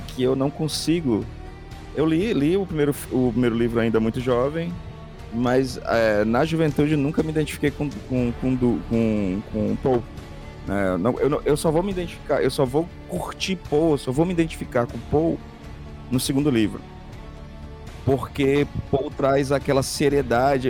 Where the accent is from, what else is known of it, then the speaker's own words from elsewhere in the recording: Fortaleza, Ceará, Brazil; eu sou nascido e eu sou nascido e criado no Mucuripe